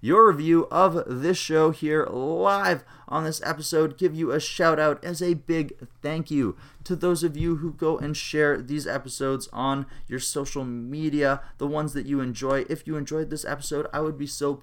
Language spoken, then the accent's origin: English; Regina, Saskatchewan, Canada; my hometown, my birthing place of Regina, Saskatchewan